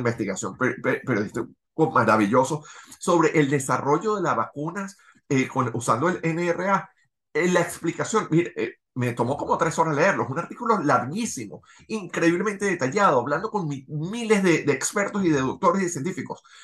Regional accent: Venezuela; now in Los Angeles, United States; nosotros como venezolanos, tú viviendo en, en Miami, yo viviendo en Los Ángeles

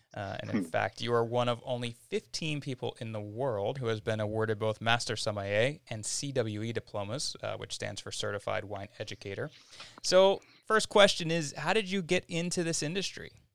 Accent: United States; I grew up outside of Philadelphia

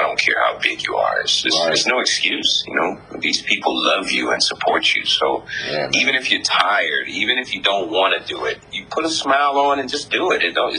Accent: Germany; also born or lived in Japan; You know, I grew up in Germany and Japan and all these different places.

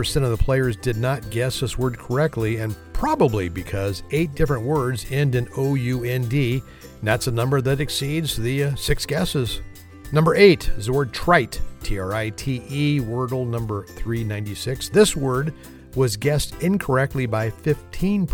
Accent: Alameda County, California, United States; where I grew up. It's my hometown in Alameda County, California

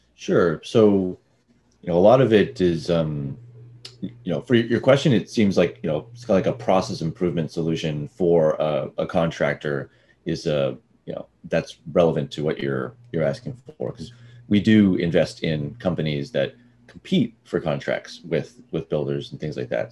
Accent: Austin, Texas, United States; also born or lived in Dallas / San Francisco; now in Santa Barbara, United States; I was born in Dallas and raised in Austin

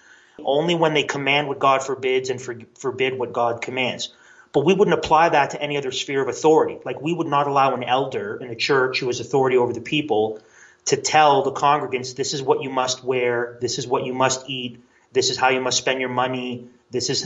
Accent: Canada; a Canadian who is very interested in American history

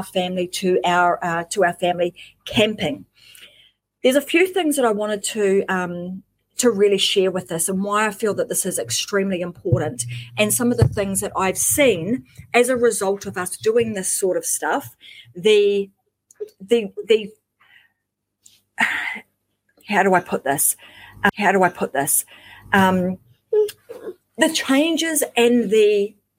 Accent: New Zealand; now in Queensland, Australia; I am originally from New Zealand

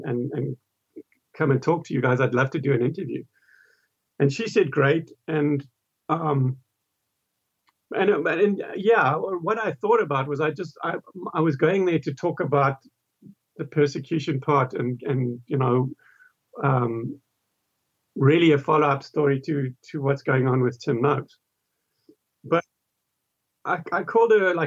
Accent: South Africa; I'm also South African.

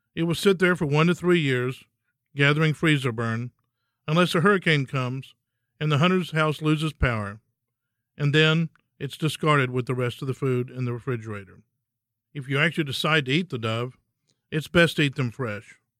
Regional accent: Texas, United States; In Texas, hunting is being a Texan. We come from a long line of hardy forefathers who worked the land and lived off of it

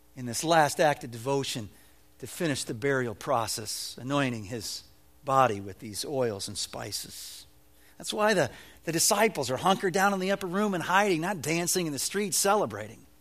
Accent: Evanston, Illinois, United States; When I was a boy growing up in Evanston, Illinois

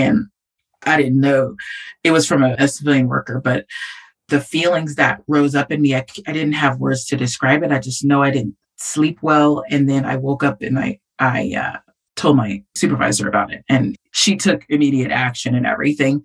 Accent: California, United States; moved away as an adult; I'm from California

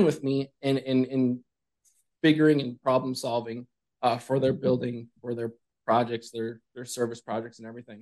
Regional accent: northern Minnesota, United States; as a farm kid, rural Minnesota farm kid, northern Minnesota.

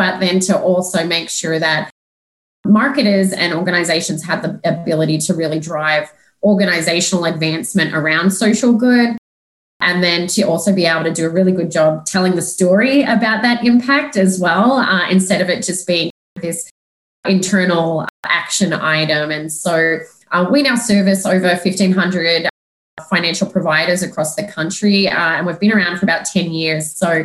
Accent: Australia; moved away; also born or lived in Melbourne / Sydney; I'm actually from Australia

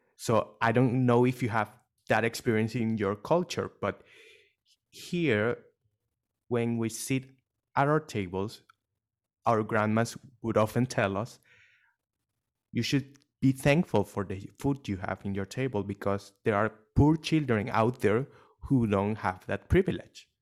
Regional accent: Venezuela; now in Dubai, United Arab Emirates; I was born not in Dubai, but in Venezuela

